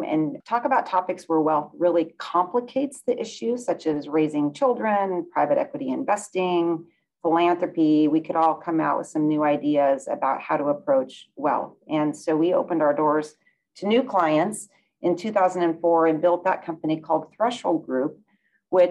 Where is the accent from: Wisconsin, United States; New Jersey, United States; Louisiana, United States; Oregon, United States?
Oregon, United States; Bend; moved away as an adult; now in Seattle, United States; I was raised in Bend, Oregon.